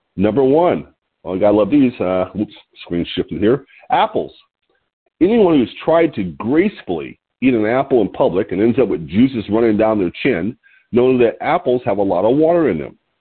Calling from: Lompoc, California, United States

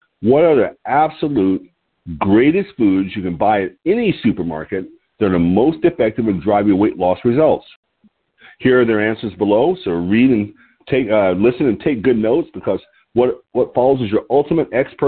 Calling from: Lompoc, California, United States; I'm your host today, and I'm calling in from Lompoc, California, which is 54 miles north of Santa Barbara on a beautiful California Central Coast.

